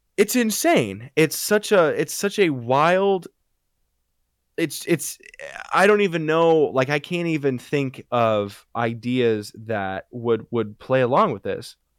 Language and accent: English; United States; there has been no extreme weather in, in my hometown